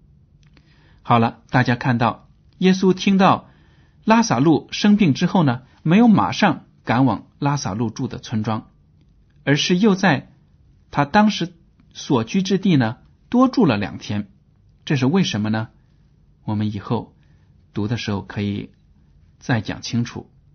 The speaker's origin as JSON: {"language": "Chinese", "country": "China", "said": "我们中国人就很迷信，就很讨厌死亡"}